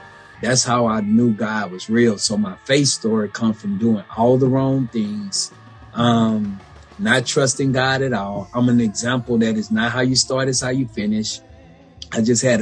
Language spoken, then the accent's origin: English; Baton Rouge, Louisiana, United States; I'm from Baton Rouge, Louisiana